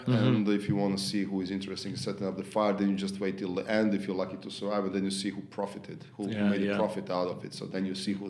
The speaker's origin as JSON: {"language": "English", "town": "Zagreb", "region": "City of Zagreb", "country": "Croatia", "tie": "born or raised there", "said": "Yeah. Born and raised, yes."}